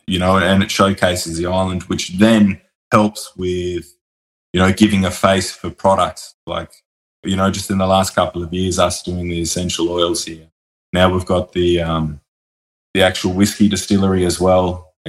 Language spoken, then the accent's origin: English; Sydney, New South Wales, Australia; born there; also born or lived in Brisbane / Hobart / Mount Isa; I was born in Sydney. I've lived in Brisbane and Hobart. I did a lot of growing up there and a little bit of university there.